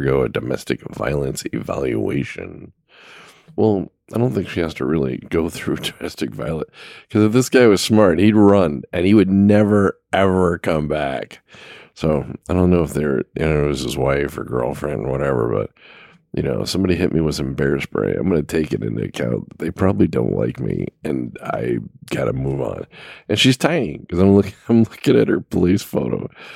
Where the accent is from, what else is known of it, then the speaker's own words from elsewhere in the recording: Los Angeles, California, United States; I grew up in Los Angeles